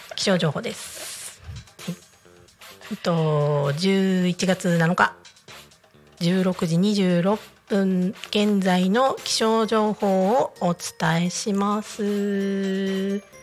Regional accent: Niigata, Japan; now in Tako, Japan; 私まあ地元は新潟なんで

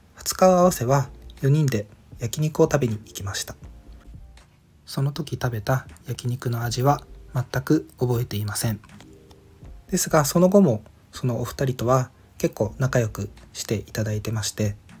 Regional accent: Ishigaki, Okinawa, Japan; moved away as an adult; 地元の石垣島へみんなが遊びに来た時

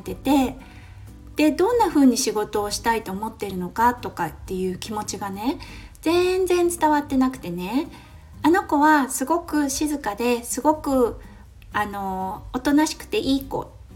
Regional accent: Japan; moved away as an adult; now in Australia; ここオーストラリアに来てまあ私日本で育って

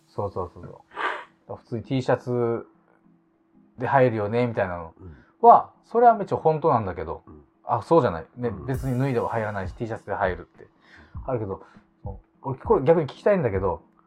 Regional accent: Okinawa, Japan; やっぱ沖縄出身だし

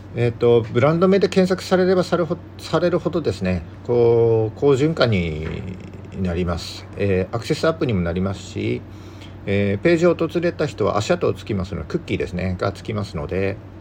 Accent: Yamagata countryside, Japan; now in Sendai, Japan; 僕出身は山形の田舎なので、もっと寒くて、雪もすごいとこに住んでたんですけども

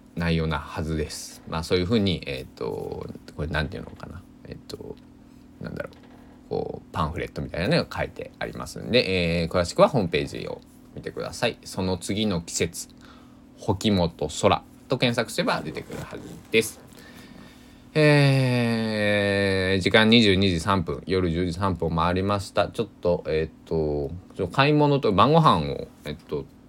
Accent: Susaki, Kochi, Japan; now in Kagawa, Japan; 地元高知県、佐喜市、人口二万何百人かな

